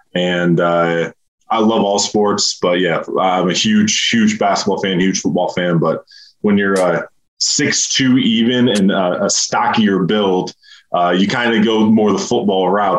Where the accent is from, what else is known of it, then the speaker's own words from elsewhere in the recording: Michigan, United States; So I wouldn't say I grew up in Spartan country, but my front door was 10 minutes from the Breslin.